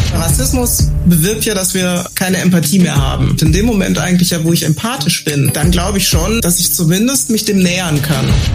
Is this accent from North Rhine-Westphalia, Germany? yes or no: yes; near Dortmund, Ruhr area, North Rhine-Westphalia, Germany; wir beide Ruhrpott-Kinder sind. Ich komme ja aus der Nähe von Dortmund